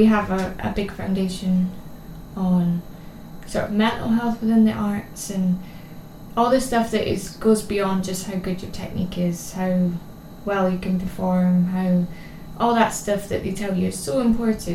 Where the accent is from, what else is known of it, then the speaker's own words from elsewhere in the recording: Scotland, United Kingdom; moved away as an adult; also born or lived in Edinburgh / London; now in South Shields, United Kingdom; I'm from Scotland originally. I grew up dancing in there